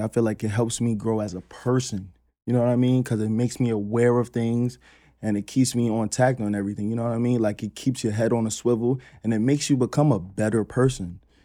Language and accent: English; New York City, New York, United States; growing up in Queens, on Ravenswood